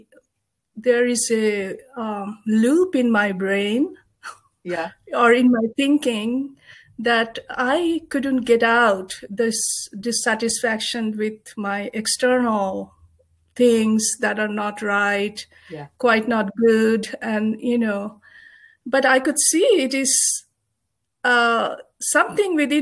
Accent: Kolkata, West Bengal, India; moved away as an adult; now in United States; I was born in Kolkata in India in a Buddhist family.

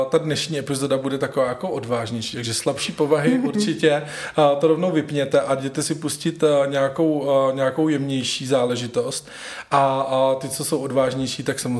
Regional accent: Prague, Czechia; moved away as an adult; now in Benešov, Czechia; Já jsem Pražák, rodilej.

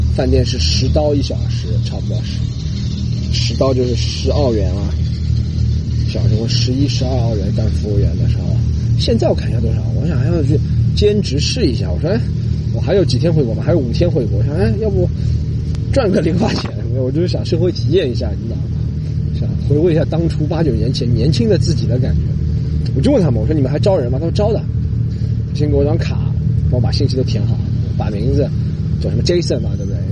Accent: China; moved away as an adult; also born or lived in Australia; 我们中国人

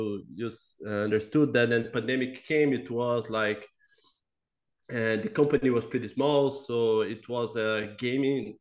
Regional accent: Brazil; moved away as an adult; now in Montreal, Canada; I'm from Brazil.

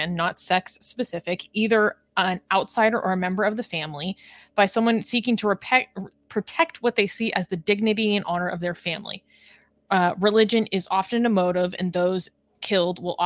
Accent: West Coast of the United States, United States; I'm from America, I've spent my entire life on the West Coast of the United States.

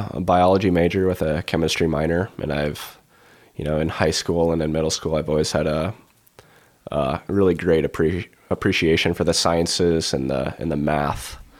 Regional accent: Iowa, United States; You know, growing up in the Siouxland Conference, you obviously, you know, you had Cade Bleeker, you had, you know, Jacob Viss from Western Christian.

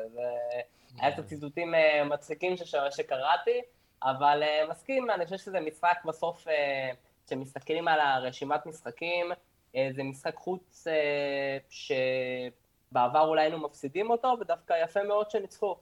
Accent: Argentina; אני תמיד בתור ארגנטינאי

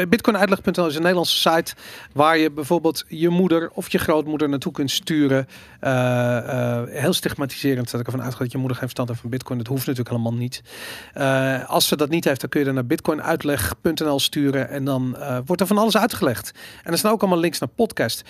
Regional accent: Amsterdam, North Holland, Netherlands; ik ben opgegroeid in Amsterdam in de jaren tachtig.

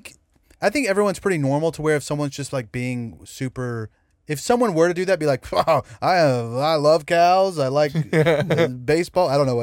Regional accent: Beaumont, Texas, United States; moved away; I'm from, do you know where Beaumont is? Yeah. So I'm right outside of Beaumont.

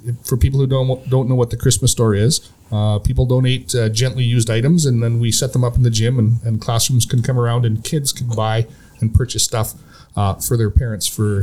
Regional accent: Biggar, Saskatchewan, Canada; I was born in a town in Saskatchewan called Bigger. Bigger, Saskatchewan

